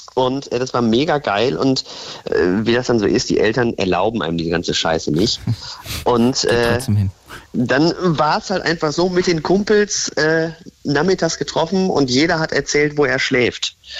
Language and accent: German; Lingen, Lower Saxony, Germany; da wo ich herkomme, gebürtig aus Lingen